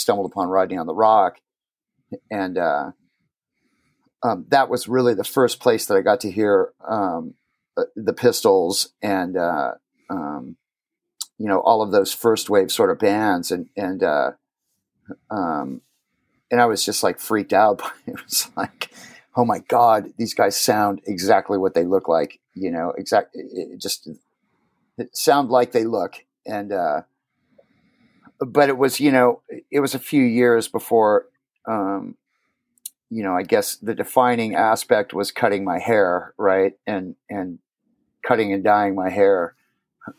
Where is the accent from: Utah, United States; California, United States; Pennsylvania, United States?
California, United States; Huntington Beach; also born or lived in Phoenix, Arizona; I grew up in Huntington Beach, California